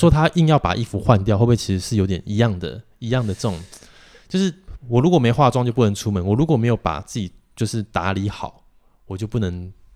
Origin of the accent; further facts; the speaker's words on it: Taiwan; 我们台湾人